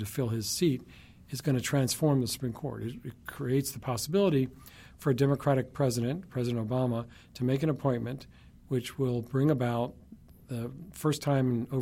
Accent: Alabama, United States; I grew up in Alabama in the 1960s

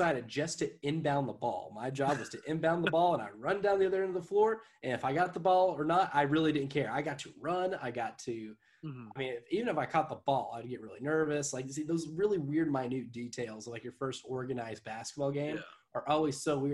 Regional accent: Jamestown, United States; growing up in Jamestown

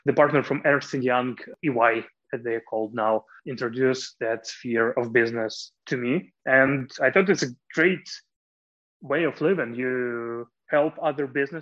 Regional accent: Kyiv, Ukraine; I was born in Kiev in the medical dynasty.

